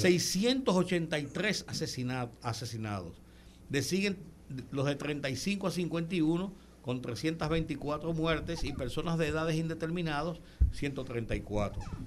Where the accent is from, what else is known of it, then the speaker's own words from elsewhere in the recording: Santo Domingo, Distrito Nacional, Dominican Republic; nosotros somos un poquito más viejitos y además nacimos en la capital